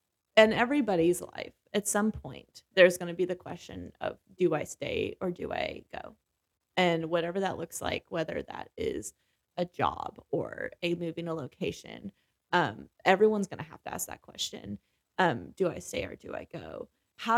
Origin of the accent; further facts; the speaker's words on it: Kentucky, United States; also born or lived in Idaho / Guatemala / Orlando; I was born in Idaho, but I grew up in Kentucky.